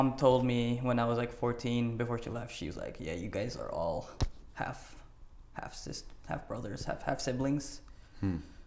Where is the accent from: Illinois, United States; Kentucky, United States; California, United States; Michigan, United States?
California, United States; Los Angeles; English is a second language; moved away as an adult; also born or lived in Quezon City, Philippines; I grew up near Echo Park. I grew up there and left when I was around 18, so 14 years there.